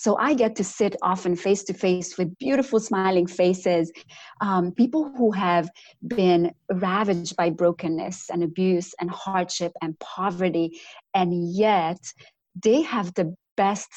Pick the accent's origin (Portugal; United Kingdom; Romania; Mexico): Romania; accent: Romanian; now in North Carolina, United States; But my accent originally comes from Romania. So I grew up in communist Romania